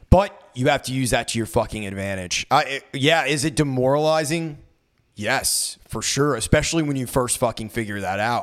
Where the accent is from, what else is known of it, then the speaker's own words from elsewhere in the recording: United States; I was born white in America